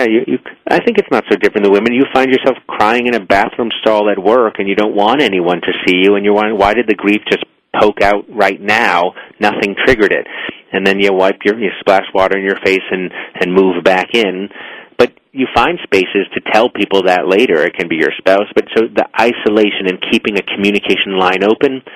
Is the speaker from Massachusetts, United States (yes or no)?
yes; Boston, Massachusetts, United States; I'm an Irish Catholic boy from Boston